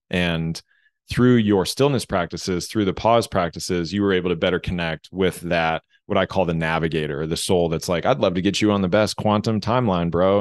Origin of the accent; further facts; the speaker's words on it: United States; growing up in American school systems